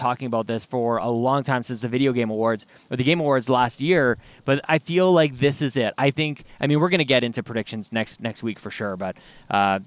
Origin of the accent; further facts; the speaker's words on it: Canada; being Canadian